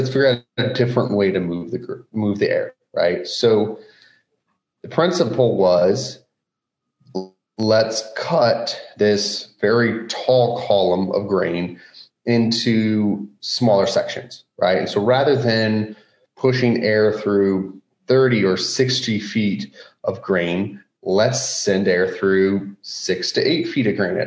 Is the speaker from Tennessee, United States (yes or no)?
no; Roland, Iowa, United States; I grew up in the Midwest, actually a small town here in central Iowa, Roland.